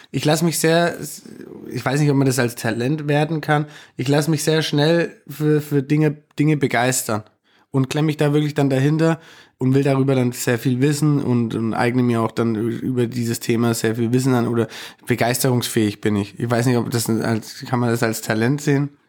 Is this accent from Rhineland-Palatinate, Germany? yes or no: no; Nuremberg, Bavaria, Germany; weil ich ähm, hierher komme, weil meine Wurzeln hier sind.